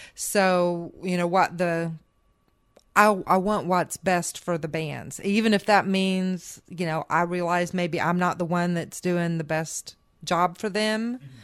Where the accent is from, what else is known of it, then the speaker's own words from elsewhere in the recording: Indiana, United States; moved away; also born or lived in Michigan / Nashville; growing up in Indiana